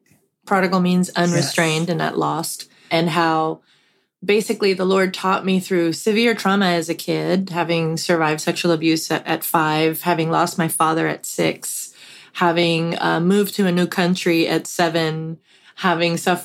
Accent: Puerto Rico; a very large, influential church that I grew up in Puerto Rico

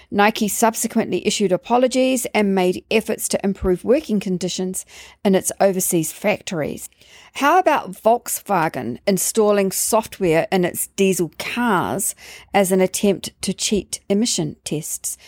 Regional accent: London, United Kingdom; growing up in London

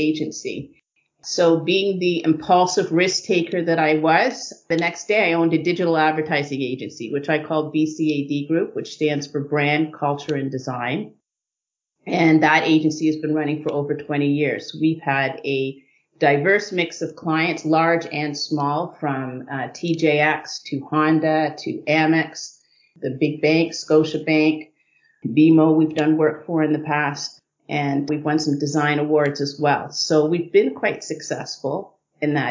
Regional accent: Guelph, Ontario, Canada; also born or lived in New York City; So I really grew up in Guelph, Ontario

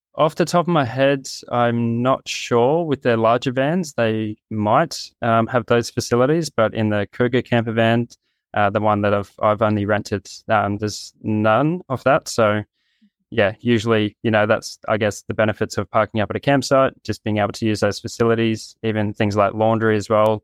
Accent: Gold Coast, Queensland, Australia; moved away; I'm from the Gold Coast in Australia

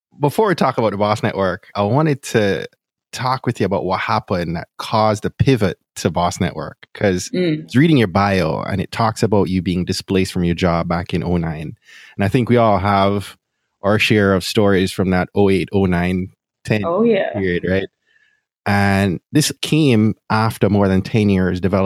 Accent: Jamaica; moved away; also born or lived in Florida; I'm from Jamaica

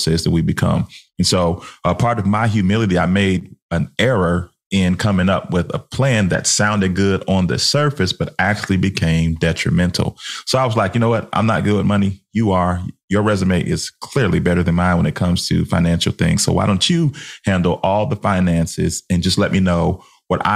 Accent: Chicago, Illinois, United States; we're from Chicago in the 90s

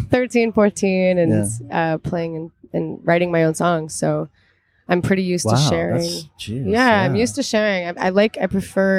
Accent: Halifax, Nova Scotia, Canada; moved away as an adult; now in Toronto, Canada; where I grew up and where I first started, which was Halifax and Nova Scotia

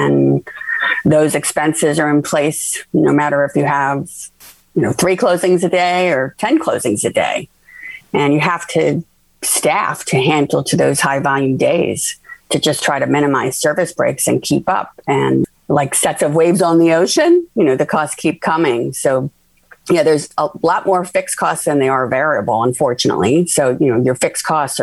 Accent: Philadelphia, Pennsylvania, United States; now in Florida, United States; I'm originally from Philadelphia

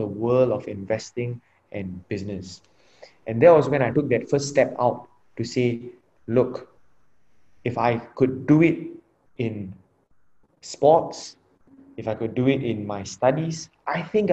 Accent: Singapore; I'm from Singapore, and at 18, all of us get enlisted into the national service

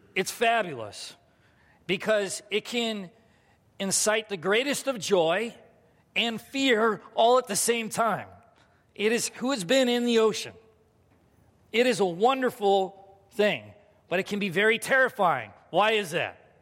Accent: United States

